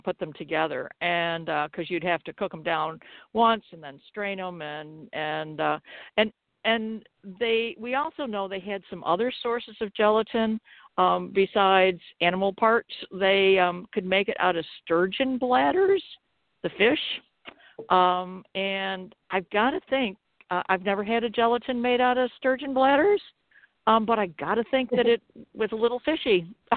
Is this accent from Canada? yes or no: no; LeRoy, New York, United States; I'm from LeRoy, New York, and that's where I'm calling from